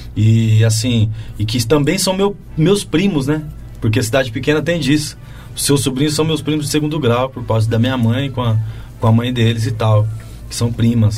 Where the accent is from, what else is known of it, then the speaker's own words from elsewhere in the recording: Chavantes, São Paulo, Brazil; moved away; also born or lived in Tatuí; a banda municipal lá de Chavantes, que é a minha cidade natal